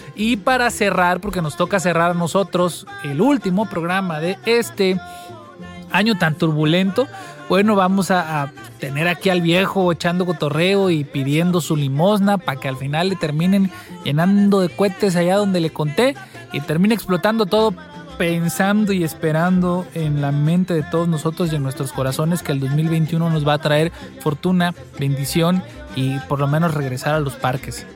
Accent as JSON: {"language": "Spanish", "town": "Acayucan", "region": "Veracruz", "country": "Mexico", "tie": "born or raised there", "also_born_or_lived": "Jiménez, Chihuahua", "said": "yo, por ejemplo, que soy de Acayucan, mm, toda mi vida crecí viendo esto"}